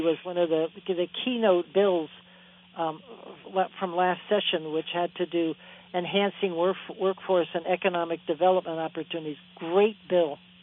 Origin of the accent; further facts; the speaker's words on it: New Jersey, United States; I come from New Jersey